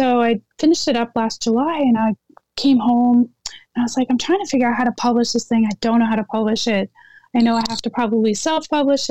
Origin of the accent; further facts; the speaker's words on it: Netherlands; moved away; I was born in Holland